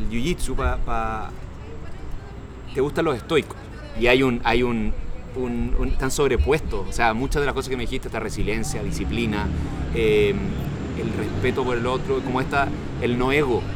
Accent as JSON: {"language": "Spanish", "country": "Chile", "said": "Y nosotros somos chilenos y tú dijiste, hay gente muy buena"}